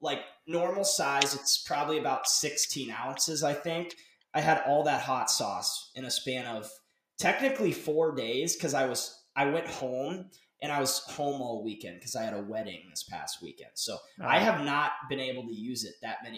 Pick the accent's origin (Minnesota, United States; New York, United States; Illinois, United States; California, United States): Minnesota, United States; moved away; also born or lived in Missouri; I'm from Minnesota